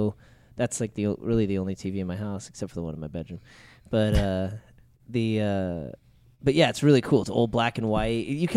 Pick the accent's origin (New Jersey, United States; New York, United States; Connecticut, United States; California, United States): California, United States; Anaheim; Because I grew up across the street. I grew up down, you know, after school, it was instead of going to the mall, we'd go to Disneyland. And I grew up in Anaheim.